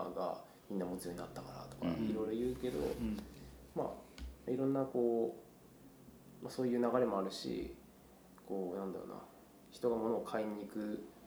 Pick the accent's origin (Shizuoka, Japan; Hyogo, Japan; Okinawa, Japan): Shizuoka, Japan; Fuji; also born or lived in Tokyo; 完全に育ってるのは富士で,、うんうんうん、で高校まで富士ですね